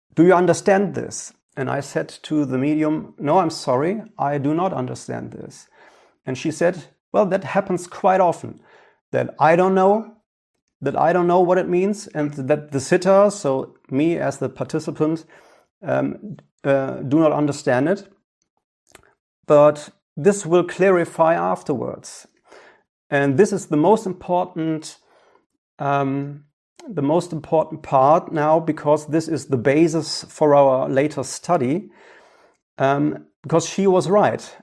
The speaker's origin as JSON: {"language": "English", "area": "Ruhr area", "region": "North Rhine-Westphalia", "country": "Germany", "tie": "born or raised there", "second_language": "English", "said": "my hometown here in the Ruhrgebiet in Germany."}